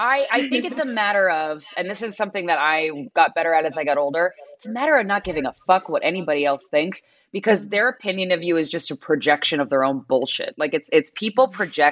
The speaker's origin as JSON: {"language": "English", "area": "outside of Philadelphia", "region": "Pennsylvania", "country": "United States", "said": "I'm from outside of Philadelphia"}